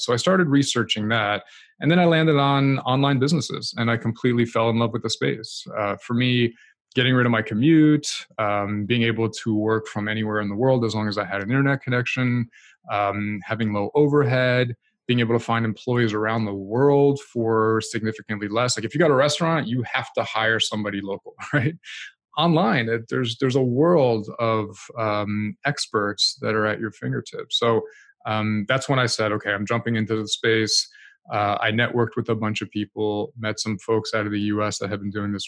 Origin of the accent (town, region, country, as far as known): New Jersey, United States; born or raised there; moved away as an adult; also born or lived in France / New York City; now in Canada